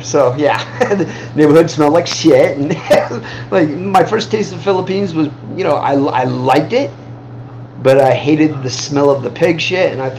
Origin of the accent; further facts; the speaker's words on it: Midwest, United States; The smell of cow farms, yeah. I grew up in the Midwest, where there was a lot of cow farming.